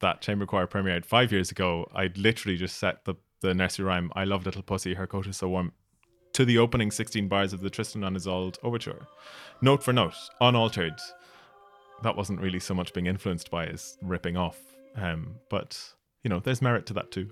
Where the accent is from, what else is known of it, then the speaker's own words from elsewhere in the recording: Ireland; moved away as an adult; also born or lived in Scotland; I was going from Ireland to do my P H D in Scotland.